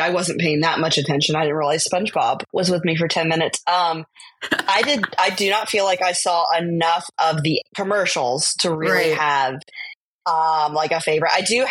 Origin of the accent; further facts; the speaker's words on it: San Francisco, California, United States; I was born in San Francisco.